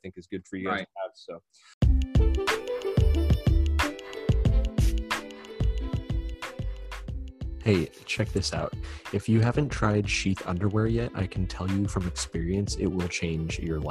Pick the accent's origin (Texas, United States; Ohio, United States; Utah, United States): Texas, United States; San Antonio; when I was growing up down here in San Antonio